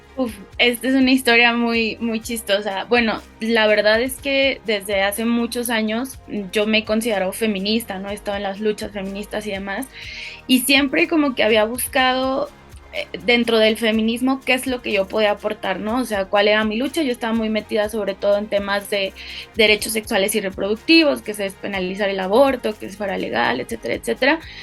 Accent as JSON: {"language": "Spanish", "town": "Guadalajara", "region": "Jalisco", "country": "Mexico", "tie": "born or raised there", "moved": "as an adult", "lives_now": "Mexico City, Mexico", "said": "nací en Guadalajara, Jalisco, en México"}